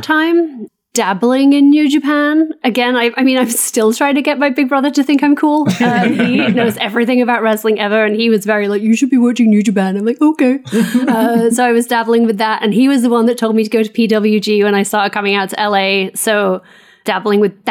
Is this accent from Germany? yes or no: no; England, United Kingdom; moved away as an adult; also born or lived in New York; now in Los Angeles, United States; I live in California now. As you can tell, I'm English originally. Now an American citizen